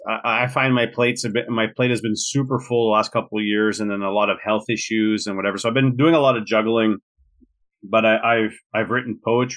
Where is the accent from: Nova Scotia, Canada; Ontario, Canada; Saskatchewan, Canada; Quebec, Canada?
Quebec, Canada; Montreal; I'm born and raised in Montreal in Quebec.